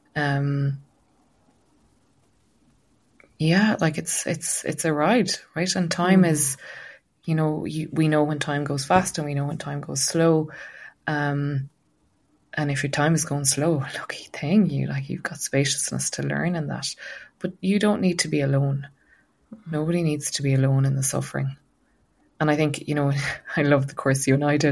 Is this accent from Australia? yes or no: no; Ireland; as Irish people